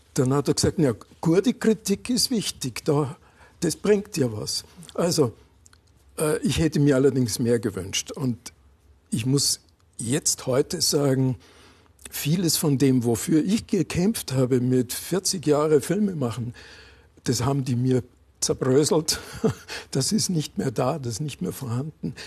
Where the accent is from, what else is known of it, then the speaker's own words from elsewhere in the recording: Landshut, Bavaria, Germany; also born or lived in Berlin; ich bin in einer alten Stadt aufgewachsen, in Landshut